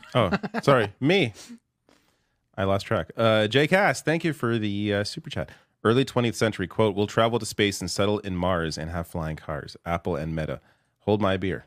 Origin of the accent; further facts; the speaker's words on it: Canada; I'm Canadian